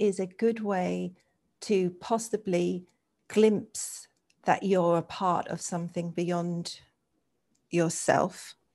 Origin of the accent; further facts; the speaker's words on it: England, United Kingdom; I grew up in England